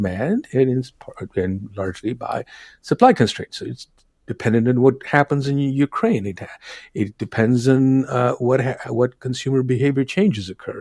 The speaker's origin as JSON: {"language": "English", "town": "New Delhi", "region": "Delhi", "country": "India", "tie": "born or raised there", "moved": "yes", "lives_now": "Minnesota, United States", "said": "I'm originally from India. I grew up in New Delhi, one of my favorite cities in the world"}